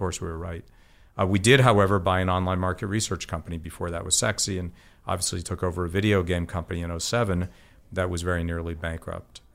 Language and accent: English; South Orange, New Jersey, United States; also born or lived in Boston, Massachusetts; I grew up in Boston and then New Jersey